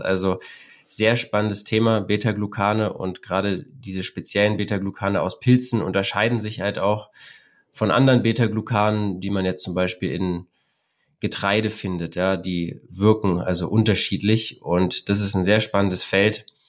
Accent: Berlin, Germany; Ich bin eher so am Stadtrand von Berlin groß geworden

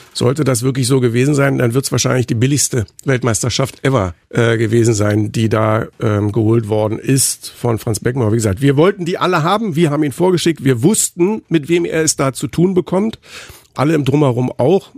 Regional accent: Berlin, Germany; bin ja gebürtiger Berliner

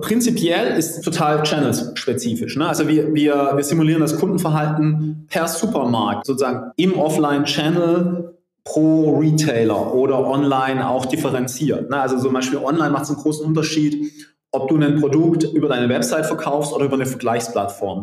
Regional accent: Southern Germany, Germany

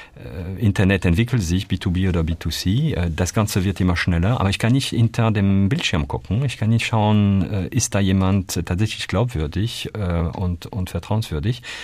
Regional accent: Calais, Hauts-de-France, France; German is a second language; moved away as an adult; also born or lived in Paris, France; now in Germany; Ich bin in, äh, in Calais geboren, also das wirklich an der, äh, also nördlich kann man kaum machen, ganz in der Nähe von, von Großbritannien. Und ähm, ab dort in ein Dorf äh, 5000 Menschen äh, meine Kindheit äh, verbracht

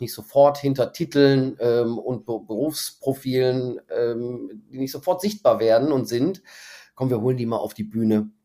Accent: Krefeld, North Rhine-Westphalia, Germany; moved away as an adult; also born or lived in Moers; now in Düsseldorf, Germany; bin dann aber sofort nach Krefeld äh, nach Hause gefahren worden ähm, und da bin ich auch groß mhm. geworden. Mhm. Also ich bin eigentlich Krefelder

